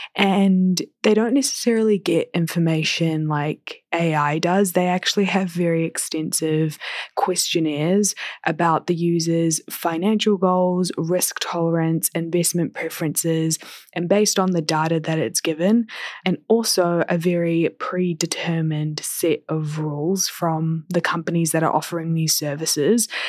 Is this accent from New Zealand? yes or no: yes; New Zealand; accent: Kiwi; moved away as an adult; now in Toronto, Canada; I've been away from home for over a year and my accent is still, like, Kiwi